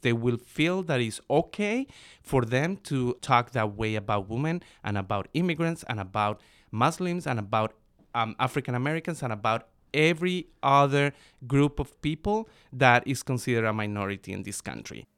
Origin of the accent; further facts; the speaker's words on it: Bogota, Bogotá Capital District, Colombia; now in United States; I was born and raised in Bogota, Colombia.